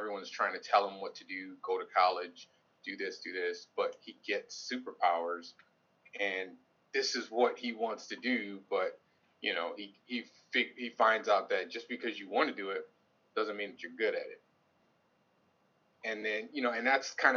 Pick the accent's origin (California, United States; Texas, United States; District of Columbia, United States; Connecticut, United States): Connecticut, United States; Hartford; I'm from Hartford, Connecticut, born and raised Hartford, Connecticut